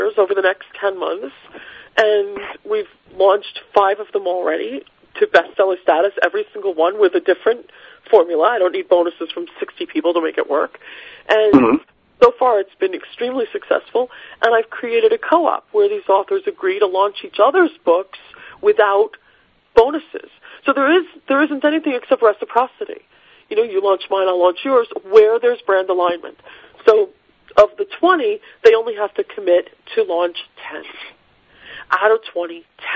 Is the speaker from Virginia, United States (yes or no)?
no; Rockaway, New York, United States; I'm from Rockaway